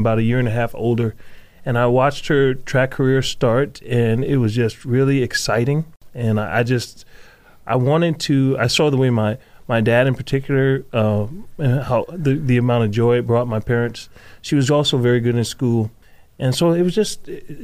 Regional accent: New Jersey, United States; moved away as an adult; also born or lived in Idaho; now in Nampa, United States; born and raised in New Jersey until the ripe age of 18

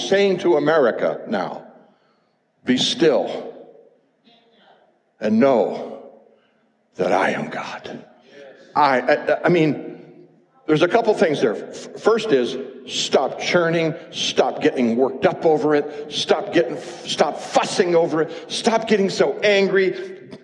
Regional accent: United States; as an American, I've loved my country all these years.

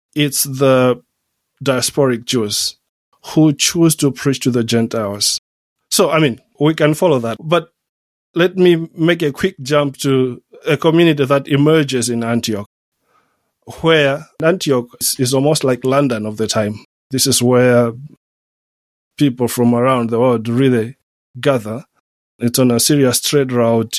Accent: Southern Region, Malawi; moved away as an adult; also born or lived in Switzerland / Germany / United States / Oxford, United Kingdom; now in Liverpool, United Kingdom; I come from Malawi, come from southern Malawi.

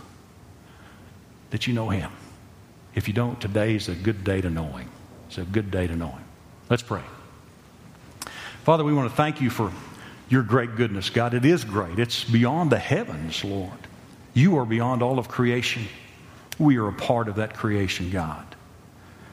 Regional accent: Texas County, Oklahoma, United States; I came from Texas County, Oklahoma.

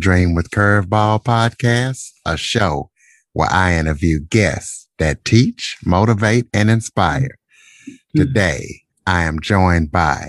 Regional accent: Louisiana, United States; I'm from Louisiana as well, not New Orleans

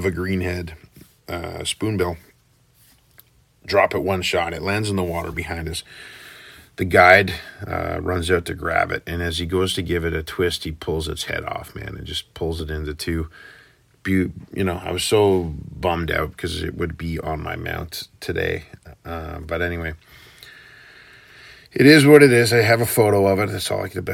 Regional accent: Canada; we're from Canada

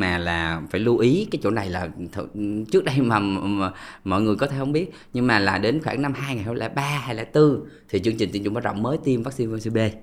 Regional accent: Vietnam; mình người Việt Nam

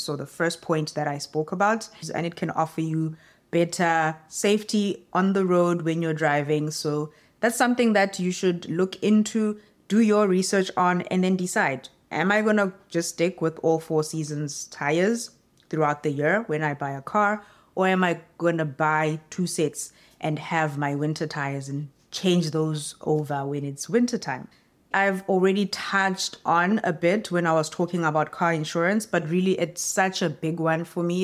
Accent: South Africa; moved away as an adult; now in Canada; as a South African

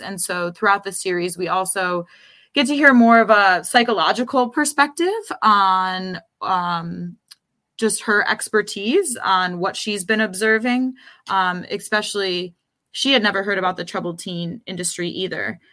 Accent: Rochester, New York, United States; moved away as an adult; now in New York City, United States; I grew up in Rochester in the suburbs, and then, um, I moved to New York City

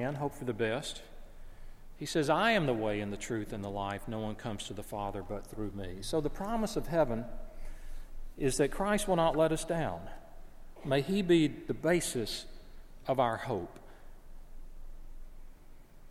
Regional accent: the South, United States; I'm from the South.

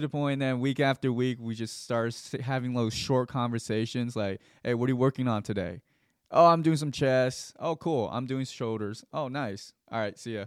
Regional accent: Gwinnett County / Fulton County, Georgia, United States; I was at Creekland Middle School, that's in Gwinnett County.

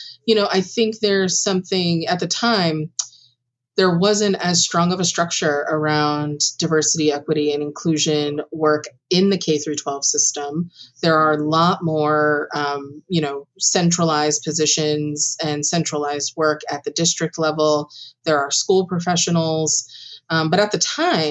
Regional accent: Long Branch, New Jersey, United States; I come from Long Branch, New Jersey originally

